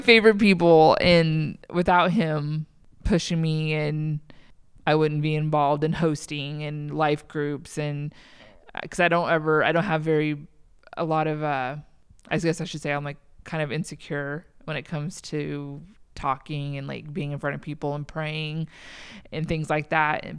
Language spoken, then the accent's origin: English; Troy, Texas, United States; born or raised there; moved away as an adult; also born or lived in Anaheim, California; now in Iowa, United States